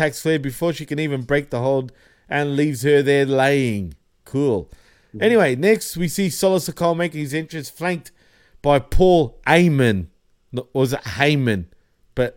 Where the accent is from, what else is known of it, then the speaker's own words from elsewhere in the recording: England, United Kingdom; accent: English; my English accent